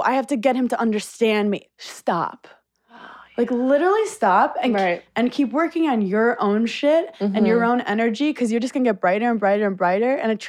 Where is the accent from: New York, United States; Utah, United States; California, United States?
New York, United States; New York City; I'm from Brooklyn.